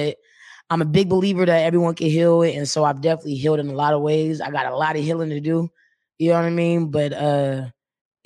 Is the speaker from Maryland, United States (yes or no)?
yes; Baltimore, Maryland, United States; moved away as an adult; now in Seattle, United States; I'm actually from Baltimore, but I've been here for 12 years now.